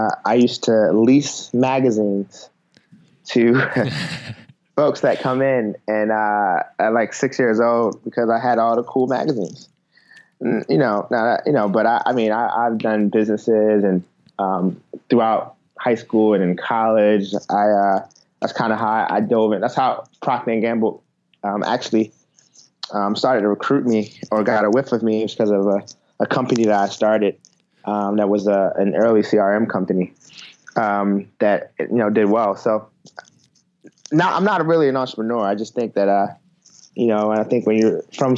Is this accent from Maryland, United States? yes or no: yes; Baltimore, Maryland, United States; moved away as an adult; now in Cincinnati, United States; I'm originally from Baltimore. So I actually grew up in Baltimore.